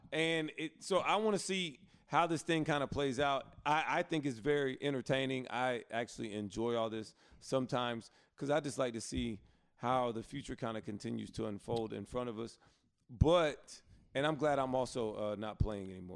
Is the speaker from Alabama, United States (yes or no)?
yes; Alabama, United States; I grew up in Alabama too